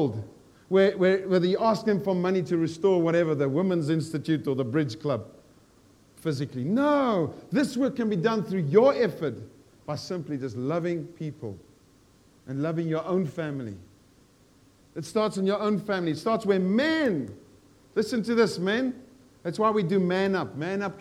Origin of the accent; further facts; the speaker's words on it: South Africa; moved away as an adult; I'm South African, I've lived here 42 years